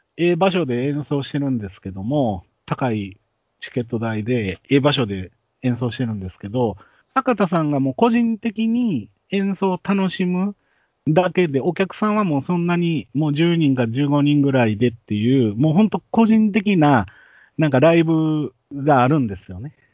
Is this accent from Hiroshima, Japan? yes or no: no; Osaka, Japan; 僕は、まあ、大阪生まれ、大阪育ちなんですけども